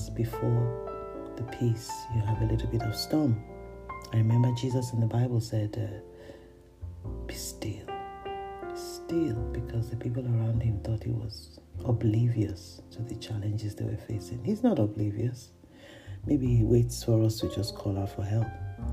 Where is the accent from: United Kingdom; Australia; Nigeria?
Nigeria; I am a Nigerian.